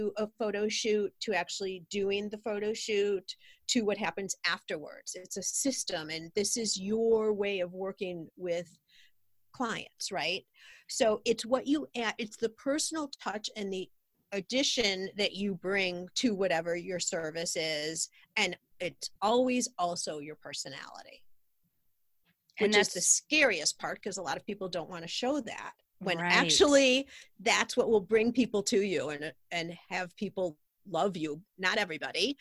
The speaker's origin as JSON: {"language": "English", "town": "Highland Park", "country": "United States", "tie": "born or raised there", "said": "we have a shop here in my hometown, Highland Park"}